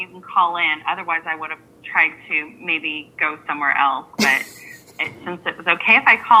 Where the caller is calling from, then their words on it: Florida, United States; I'm calling in from Florida